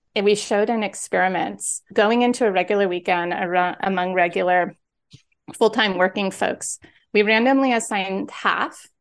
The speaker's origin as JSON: {"language": "English", "town": "San Diego", "region": "California", "country": "United States", "also_born_or_lived": "Philadelphia", "moved": "yes", "lives_now": "Los Angeles, United States", "said": "I'm from San Diego"}